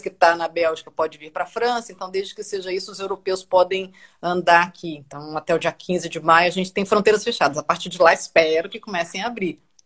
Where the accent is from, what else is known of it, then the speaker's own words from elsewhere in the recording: Brasília, Federal District, Brazil; moved away as an adult; also born or lived in São Paulo; Eu nasci em Brasília, sou jornalista profissional desde sempre